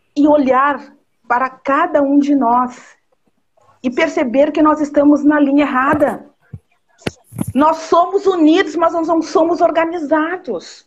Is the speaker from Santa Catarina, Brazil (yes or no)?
no; São Borja, Rio Grande do Sul, Brazil; eu nasci lá em São Borja